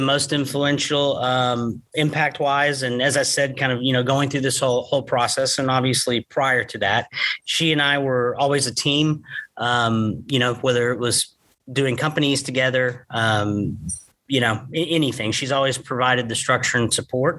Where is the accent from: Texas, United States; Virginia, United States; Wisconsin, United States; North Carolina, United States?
Texas, United States; Gainesville; also born or lived in Chattanooga, Tennessee / Rockwall, Texas; We grew up here in Gainesville, Texas together